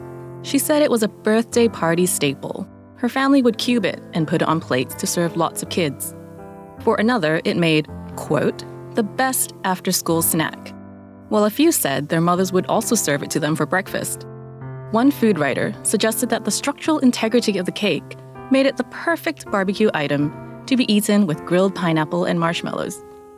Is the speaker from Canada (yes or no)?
yes; Canada; moved away; also born or lived in Hong Kong; I grew up in Canada